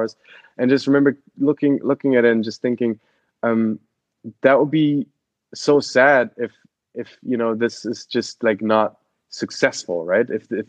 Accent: Cologne, North Rhine-Westphalia, Germany; English is a second language; moved away; I'm from Cologne, Germany, grew up on like 80 feet above sea level on a farm there 20 minutes outside of Cologne

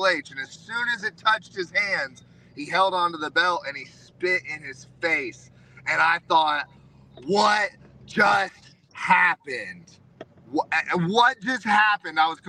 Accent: Knoxville, Tennessee, United States; Bianca Belair is from my hometown. We went to the same high school, same time

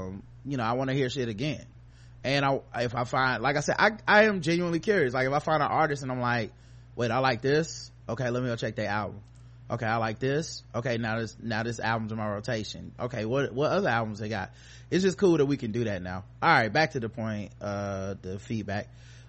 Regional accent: Brooklyn, New York, United States; I should have been like, I'm from Brooklyn, so it was really good.

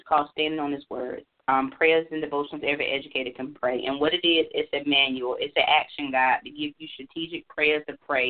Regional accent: North Carolina, United States; moved away as an adult; now in Maryland, United States; I'm originally from North Carolina, and I have worked all over the state of North Carolina

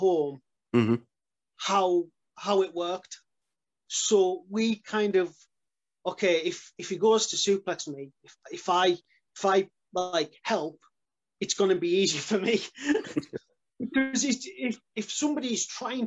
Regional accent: Carlisle, North West England, United Kingdom; We were in Carlisle, my hometown

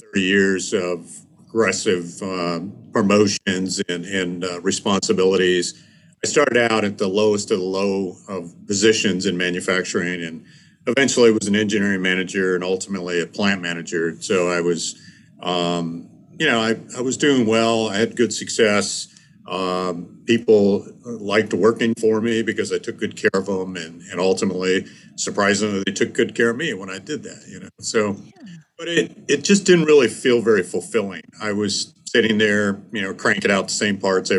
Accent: Michigan, United States; moved away; also born or lived in New York; I grew up in Michigan in the Midwest

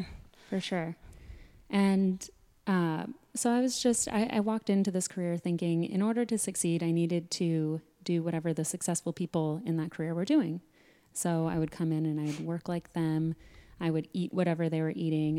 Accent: Sedona, Arizona, United States; growing up in Sedona

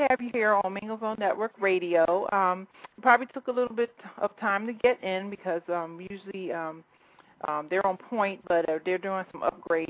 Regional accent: Philadelphia, Pennsylvania, United States; you're from my hometown, Philadelphia

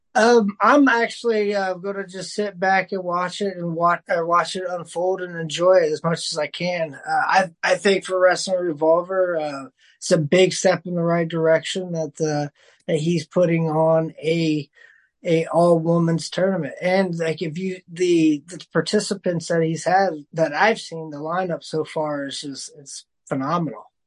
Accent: Dayton, Ohio, United States; I still get to wrestle in my hometown of Dayton, Ohio

